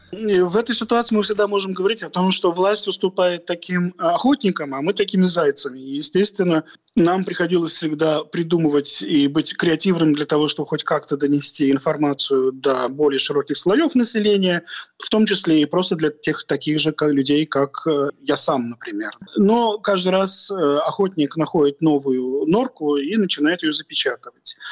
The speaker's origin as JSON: {"language": "Russian", "country": "Russia", "said": "мы вышли из Советского Союза"}